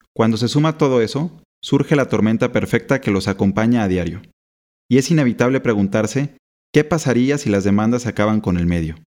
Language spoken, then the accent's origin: Spanish; Mexico; periodista mexicano.